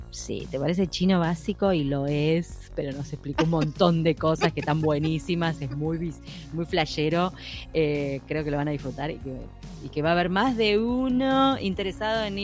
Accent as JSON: {"language": "Spanish", "region": "Buenos Aires Province", "country": "Argentina", "moved": "yes", "lives_now": "Berlin, Germany", "said": "De zona sur del, ah. de Buenos Aires. Del Gran Buenos Aires."}